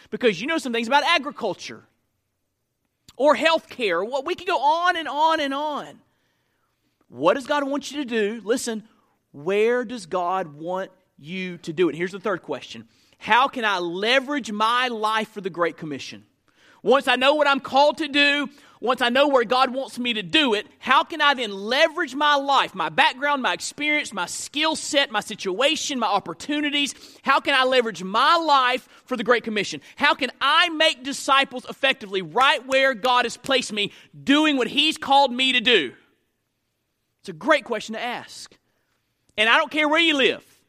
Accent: Florida, United States; moved away as an adult; also born or lived in Memphis, Tennessee; now in Hernando, Mississippi, United States; we graduate from school, and we go back to Florida. That's just what you do. That's what, my, people in my hometown didn't leave their hometown.

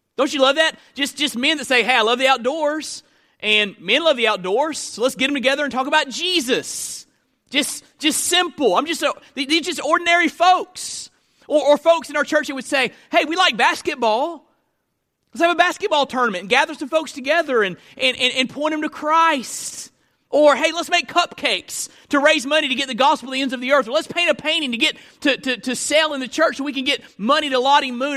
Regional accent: Tallahassee, Florida, United States; I was born in Tallahassee, Florida

